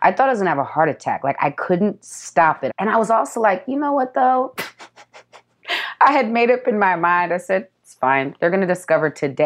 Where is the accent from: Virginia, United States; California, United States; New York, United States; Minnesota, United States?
California, United States; San Diego; also born or lived in Seattle, Washington; Southeast San Diego is where I was raised